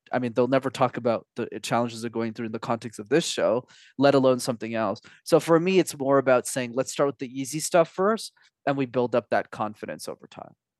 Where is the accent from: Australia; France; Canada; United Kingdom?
Canada; Montreal, Quebec; first language English; from the ages of five to sixteen, I actu-, I studied in French because when you're in Montreal, you need to know how to speak the language